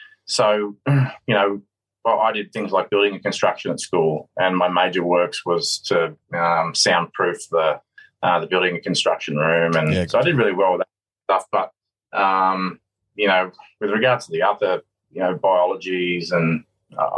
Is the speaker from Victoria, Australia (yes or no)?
no; Sydney, New South Wales, Australia; I grew up on the Northern Beaches down in Sydney, down in Manly. I was very lucky to be born and bred down there